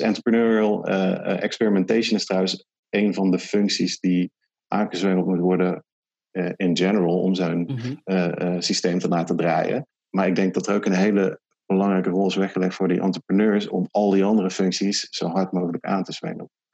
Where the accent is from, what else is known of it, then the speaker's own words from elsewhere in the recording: 's-Hertogenbosch, North Brabant, Netherlands; ik woon dus in Den Bosch en ik kom uit Den Bosch.